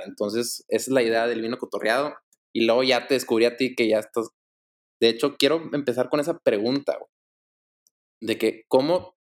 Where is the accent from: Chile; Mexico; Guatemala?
Mexico; Monterrey, Nuevo León; Yo soy, soy aquí originario de Monterrey, crecí en Monterrey, he vivido toda mi vida en Monterrey.